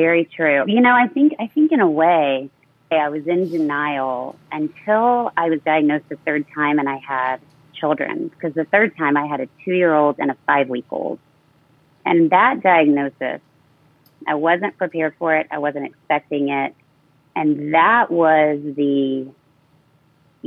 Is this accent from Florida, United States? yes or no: no; San Antonio, Texas, United States; moved away; to my hometown of San Antonio, Texas.